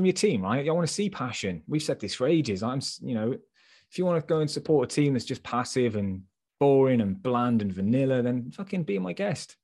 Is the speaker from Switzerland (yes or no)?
no; England, United Kingdom; also born or lived in Chippenham; now in Ireland; me being fully English